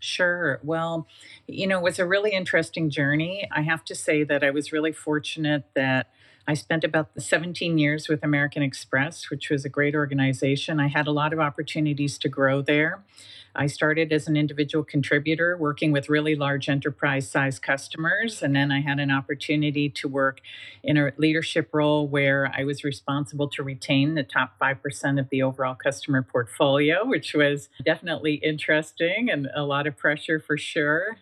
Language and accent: English; Canada; moved away as an adult; now in Northern California, United States; I am Canadian by birth, and I spent most of my life in Canada